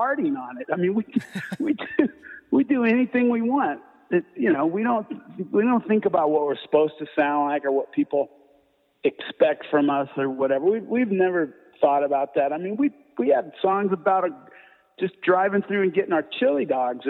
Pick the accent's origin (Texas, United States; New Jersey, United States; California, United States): California, United States; Hermosa Beach; moved away as an adult; also born or lived in Colorado; now in Fort Collins, United States; growing up in Hermosa Beach